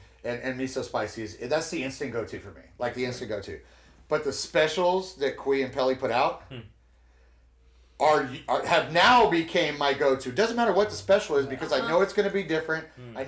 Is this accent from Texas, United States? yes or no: yes; South Texas, United States; moved away; also born or lived in Austin; South San Antonio, Austin.